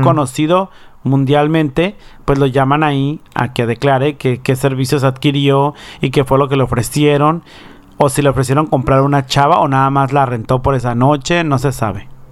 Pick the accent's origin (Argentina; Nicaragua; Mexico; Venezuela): Mexico; Baja California Sur; now in United States; Baja California Sur, de donde yo soy